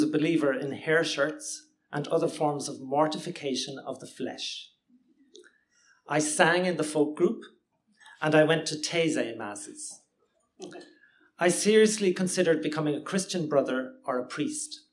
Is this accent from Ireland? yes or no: yes; Limerick, Munster, Ireland; now in Cork, Ireland; Growing up in Limerick in the 1970s